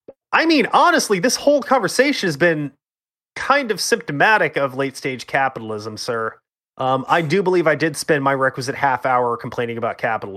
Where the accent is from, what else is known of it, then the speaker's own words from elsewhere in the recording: Canada; I'm Canadian.